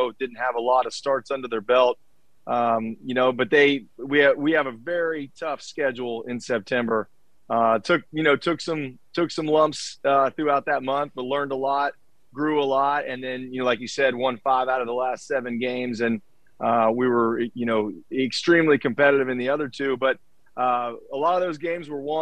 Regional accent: Charleston, West Virginia, United States; I'm from Charleston. I grew up here

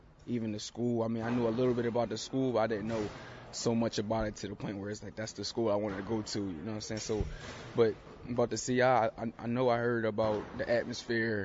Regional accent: Philadelphia, Pennsylvania, United States; moved away as an adult; now in Raleigh, United States; growing up in Philly for me, playing basketball

